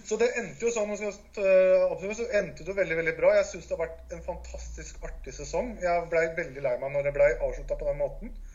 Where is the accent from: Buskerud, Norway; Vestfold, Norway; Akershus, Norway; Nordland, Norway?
Vestfold, Norway; Larvik; Jeg kommer fra Larvik